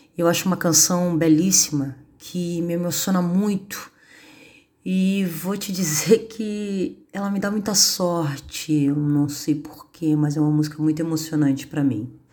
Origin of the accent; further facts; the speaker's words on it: São Paulo, Brazil; moved away as an adult; now in Florianópolis, Brazil; Sou de São Paulo, estou aqui em Florianópolis há uns 25 anos mais ou menos